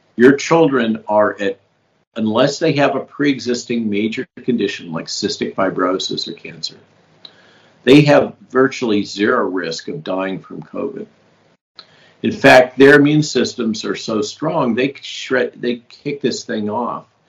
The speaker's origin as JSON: {"language": "English", "region": "California", "country": "United States", "tie": "born or raised there", "said": "I grew up in California."}